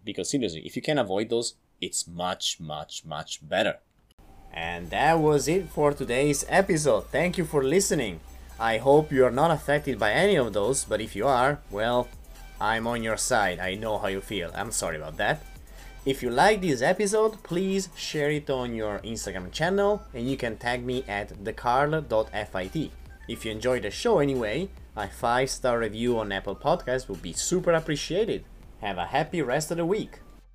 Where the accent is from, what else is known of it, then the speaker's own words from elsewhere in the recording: Italy; accent: Italian; English is a second language; I'm from Italy